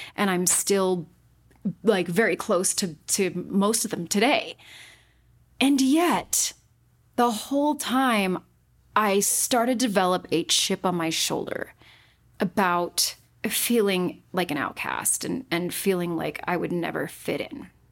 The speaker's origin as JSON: {"language": "English", "region": "Utah", "country": "United States", "tie": "born or raised there", "said": "I was born and raised in Utah"}